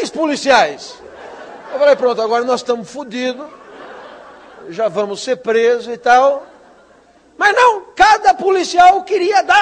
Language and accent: Portuguese; São Paulo, Brazil; meu filho foi na 25 de março, rua de comércio popular lá da minha cidade e, e, e do país inteiro